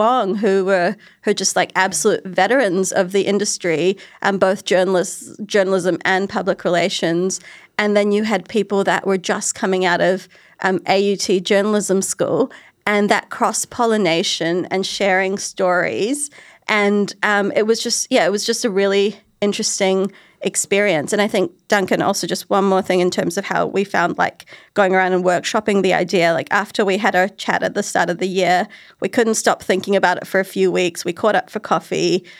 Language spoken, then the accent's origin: English; New Zealand; A few years ago, I did a piece on being a Kiwi Asian woman in these industries